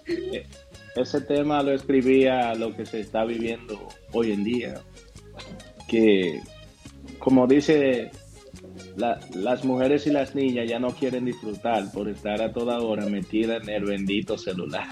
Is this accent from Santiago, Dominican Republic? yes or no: no; Tenares, Hermanas Mirabal, Dominican Republic; now in Boston, United States; mi pueblo, Tenares